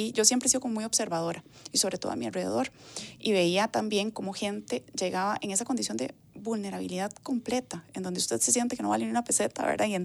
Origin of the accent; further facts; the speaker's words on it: Higuito de Desamparados, San José, Costa Rica; pasaron a Higuito de Desamparados y ahí fue donde yo estuve viviendo, digamos, la primera infancia.